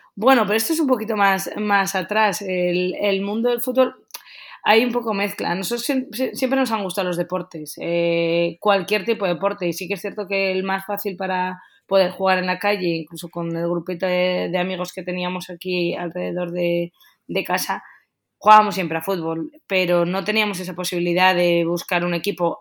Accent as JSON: {"language": "Spanish", "town": "Getxo", "region": "Basque Country", "country": "Spain", "tie": "born or raised there", "also_born_or_lived": "Bilbao / Madrid / Barcelona / Germany", "moved": "as an adult", "said": "nosotros somos de los alrededores, somos de Guecho. Eh, hemos vivido toda la vida aquí"}